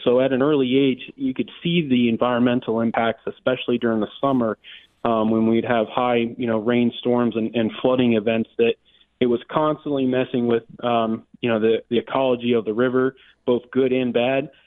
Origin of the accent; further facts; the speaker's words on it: Lee County, Florida, United States; I was not born in Lee County, but I've been here since infancy